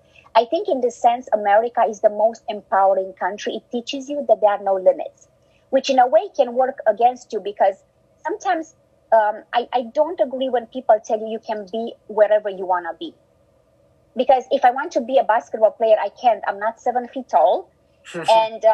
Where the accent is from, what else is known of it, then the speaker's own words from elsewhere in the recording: Romania; English is a second language; also born or lived in Germany; now in United States; I was born in Romania, in a communist country where we didn't have much.